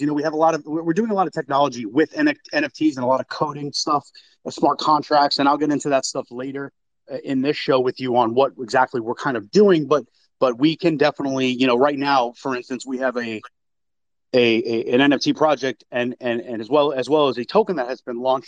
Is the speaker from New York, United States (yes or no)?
yes; New York, United States; moved away; I'm from New York originally